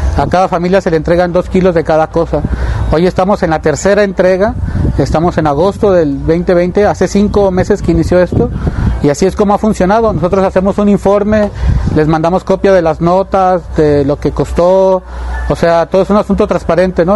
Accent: Chapultenango, Chiapas, Mexico; now in Guadalajara, Mexico; soy soque de Chapultenango, Chiapas, inmigrante aquí en la ciudad de Guadalajara

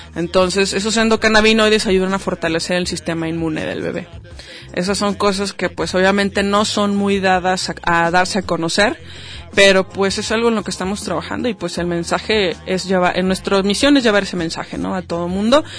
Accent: Mexico; nuestra cultura como mexicanos

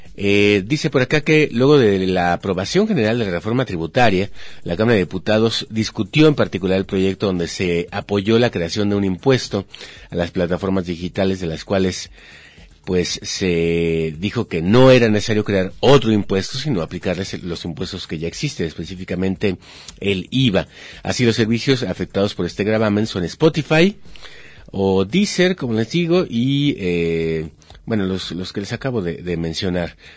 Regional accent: Mexico; somos mexicanos

